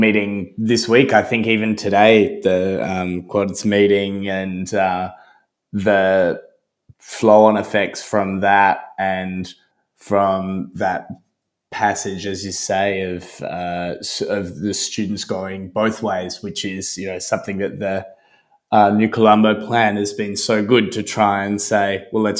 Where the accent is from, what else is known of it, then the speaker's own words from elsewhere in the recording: Australia; I, as an Australian